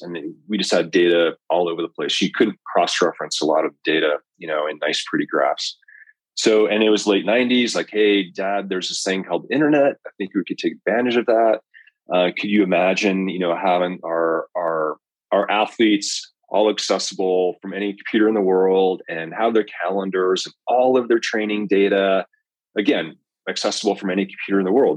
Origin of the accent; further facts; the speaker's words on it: Colorado, United States; also born or lived in Belgium; I grew up here in Colorado